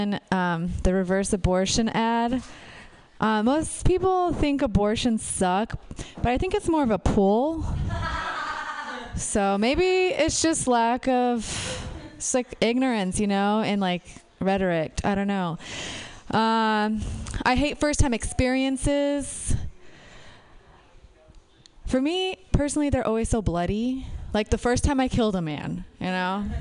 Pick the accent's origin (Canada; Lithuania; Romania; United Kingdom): Romania; moved away; I'm from Romania